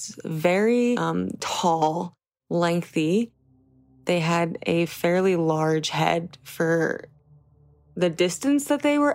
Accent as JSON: {"language": "English", "region": "New Jersey", "country": "United States", "tie": "born or raised there", "said": "I was born and raised in New Jersey"}